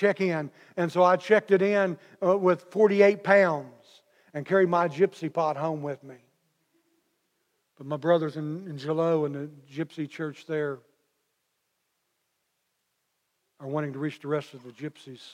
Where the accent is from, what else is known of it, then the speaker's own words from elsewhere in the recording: McLeansboro, Illinois, United States; I'm from McLeansboro